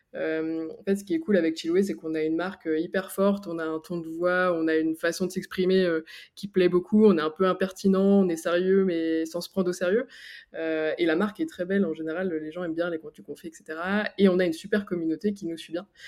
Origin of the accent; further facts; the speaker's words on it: Picardy, Hauts-de-France, France; now in Annecy, France; je suis originaire de Picardie et maintenant j'habite euh, à Annecy